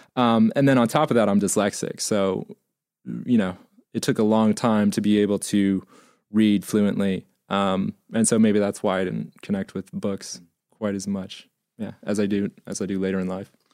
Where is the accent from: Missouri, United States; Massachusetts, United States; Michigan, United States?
Missouri, United States; growing up in Missouri